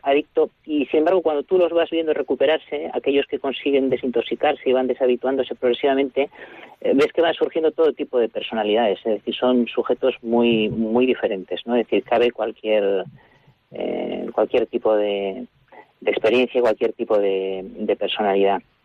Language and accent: Spanish; Barakaldo, Basque Country, Spain; yo soy del País Vasco, yo soy de, de Baracaldo, nací y me crié en Baracaldo